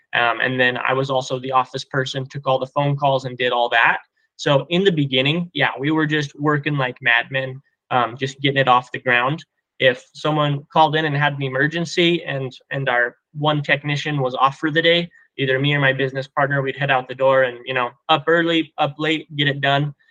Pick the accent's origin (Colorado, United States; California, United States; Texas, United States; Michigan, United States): Colorado, United States; we're from Colorado